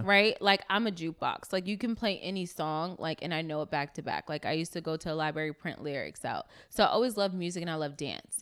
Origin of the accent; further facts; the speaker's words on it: New York City, New York, United States; moved away as an adult; now in Los Angeles, United States; I'm from Brooklyn, New York. Um, was raised in East New York